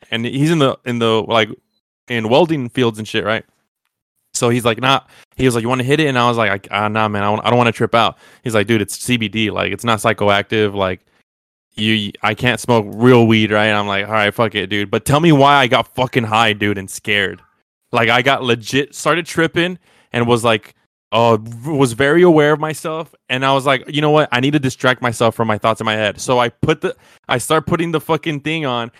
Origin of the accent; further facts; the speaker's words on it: United States; I'm American